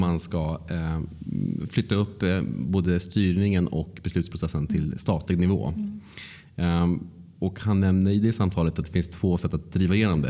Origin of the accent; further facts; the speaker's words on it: Luleå, Norrbotten County, Sweden; jag kommer från Luleå